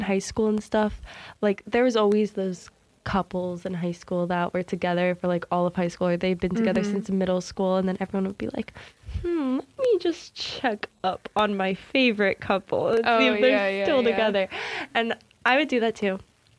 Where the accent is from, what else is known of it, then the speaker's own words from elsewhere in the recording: Maine, United States; I'm from Maine, so, like, this kid goes to Portland, which is, like